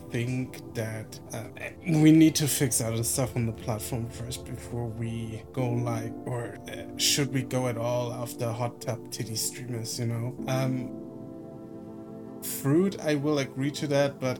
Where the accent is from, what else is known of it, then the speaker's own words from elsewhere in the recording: Germany; I'm from Germany, so I grew up in a country